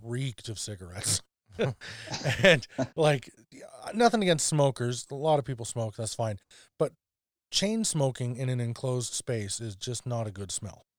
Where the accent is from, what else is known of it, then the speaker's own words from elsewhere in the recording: near Dawson Creek, Alberta, Canada; in Dawson Creek It's a small town near my hometown.